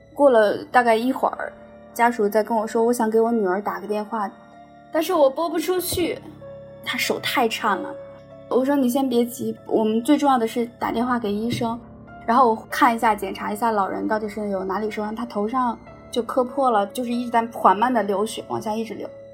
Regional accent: Shandong, China; now in Shenzhen, China; 一名八零后。我老家是在山东，我现在在深圳生活。我是一名实习律师

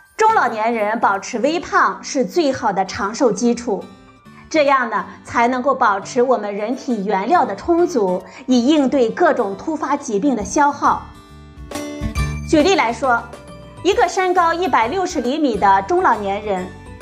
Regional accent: China; 我们中国人

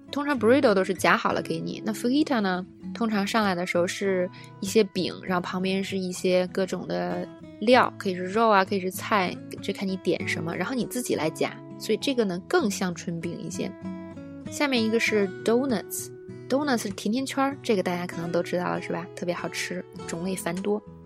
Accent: China; 作为中国人

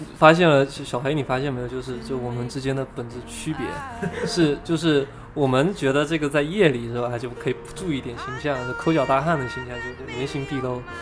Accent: Fujian, China; 我本身是福建人

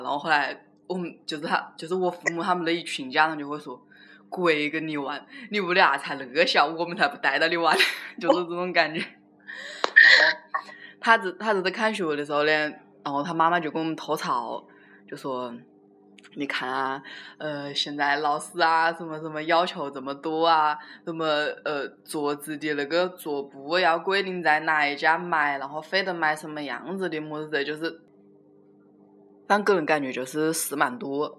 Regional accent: Wuhan, Hubei, China; accent: Wuhan Mandarin; 我们就是普通话拿的就是就是武汉普通话

